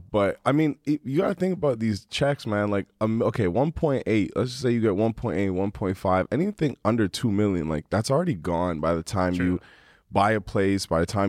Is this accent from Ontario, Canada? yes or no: yes; Toronto, Ontario, Canada; I'm from Toronto